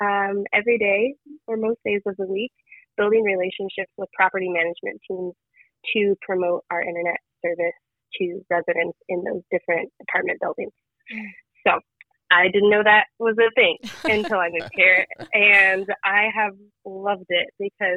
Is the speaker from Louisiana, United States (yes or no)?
no; London, Ohio, United States; moved away as an adult; also born or lived in Dayton, Ohio; now in New York City, United States; I grew up in London, lived in Dayton, Ohio for a number of years